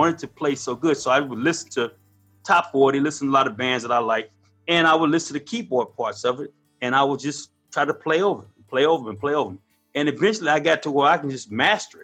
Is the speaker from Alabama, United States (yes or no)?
no; Tulsa, Oklahoma, United States; also born or lived in San Francisco, California; I grew up in Tulsa, Oklahoma. I was born in 1967